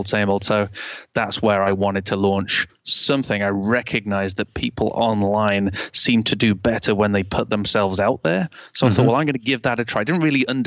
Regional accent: Canada; now in United Kingdom; I was born in Canada

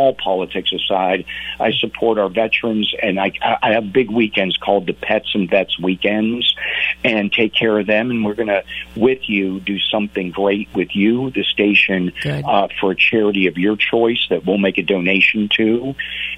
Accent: Pittsburgh, Pennsylvania, United States; I grew up in Pittsburgh

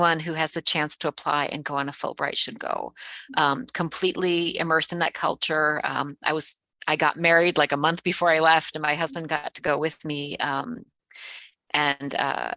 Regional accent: Cleveland, Ohio, United States; also born or lived in rural Canada; My family was in Cleveland.

